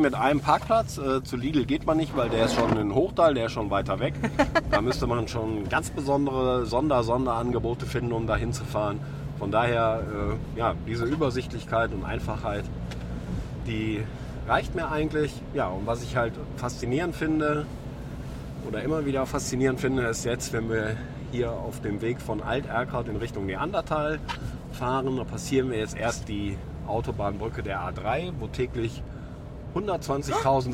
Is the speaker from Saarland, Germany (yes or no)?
no; Düsseldorf, North Rhine-Westphalia, Germany; also born or lived in Erkrath; in meiner eigentlichen Heimatstadt, weil ursprünglich komme ich nämlich aus Düsseldorf